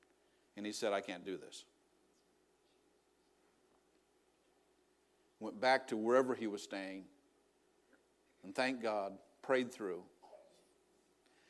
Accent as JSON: {"language": "English", "region": "New Brunswick", "country": "Canada", "tie": "born or raised there", "said": "growing up in New Brunswick, I didn't know any Trinitarian Pentecostals"}